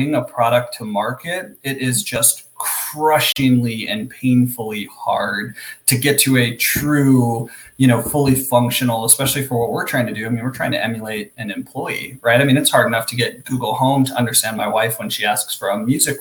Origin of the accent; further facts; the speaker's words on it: Alaska, United States; I'm originally from Alaska. So grew up on the right on the Bering Sea at the top of the Aleutian Chain